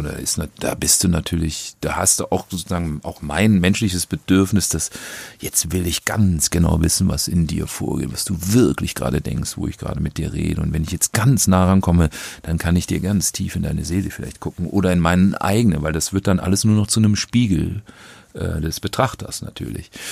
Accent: North Rhine-Westphalia, Germany; von der kleinen Gemeinde, wo ich groß geworden bin

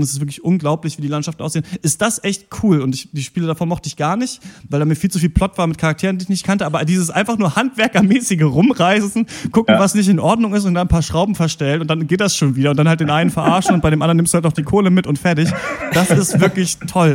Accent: Germany; wir Deutsche sind und eben hier aufwachsen

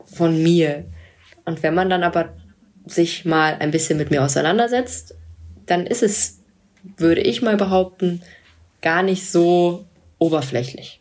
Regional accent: Cologne, North Rhine-Westphalia, Germany; ich bin ja Kölnerin.

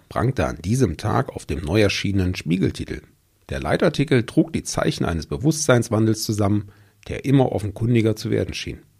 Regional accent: Germany; Vor 30 Jahren ja, der Eurovision Song Contest, äh, bei dem wir als Deutsche ja auch schon mehr negative als äh, positive Erfahrungen machen durften.

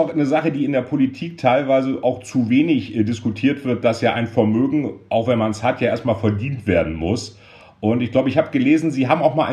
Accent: Rhineland, Germany; muss ich als Rheinländer

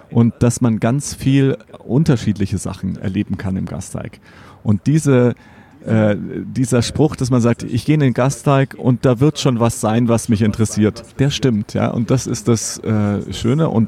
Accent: Bavaria, Germany; außerhalb von München die ganzen Seen, also für mich der Starnberger See, wo ich herkomme

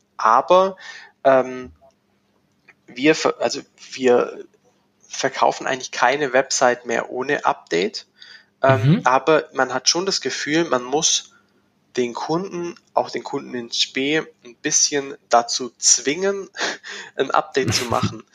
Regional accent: Schwäbisch Gmünd, Baden-Württemberg, Germany; bin hier in Schwäbisch Gmünd. Das äh, erklärt den Dialekt, äh, äh, lässt sich schwer verstecken, äh, unweit von Stuttgart.

